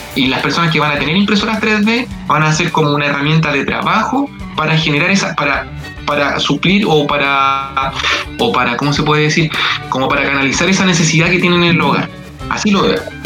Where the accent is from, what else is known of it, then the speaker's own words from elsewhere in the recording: Santiago, Santiago Metropolitan Region, Chile; del lugar donde vivo yo, que es la comuna de Lo Prado